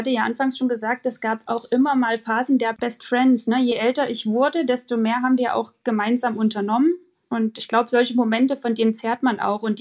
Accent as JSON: {"language": "German", "country": "Germany", "tie": "born there", "said": "wir sind zwar beide in der DDR geboren, aber ich bin 87 geboren und habe davon nicht mehr so viel mitbekommen"}